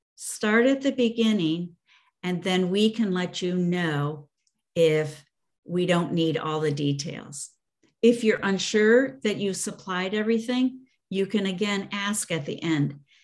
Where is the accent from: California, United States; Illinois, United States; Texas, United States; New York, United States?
Illinois, United States; Chicago; I grew up in the Chicago area